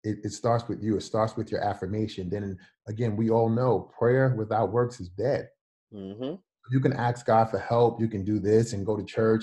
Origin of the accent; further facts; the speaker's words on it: New York City, New York, United States; I'm from Brooklyn